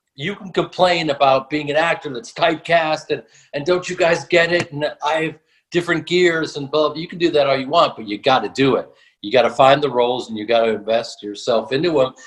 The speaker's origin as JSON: {"language": "English", "town": "Chicago", "region": "Illinois", "country": "United States", "tie": "born or raised there", "also_born_or_lived": "New York", "said": "I was born in New York, but I grew up in Chicago"}